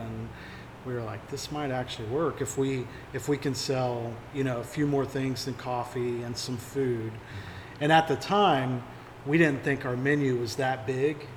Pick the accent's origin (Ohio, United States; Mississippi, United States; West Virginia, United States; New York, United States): West Virginia, United States; New Haven; moved away as an adult; also born or lived in Florida; I grew up in New Haven, West Virginia.